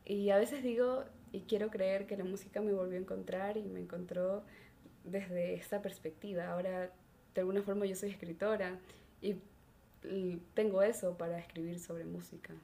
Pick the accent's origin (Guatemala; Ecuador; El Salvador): Ecuador; Salinas, Santa Elena; yo soy de Salinas, entonces aquí es como la playa.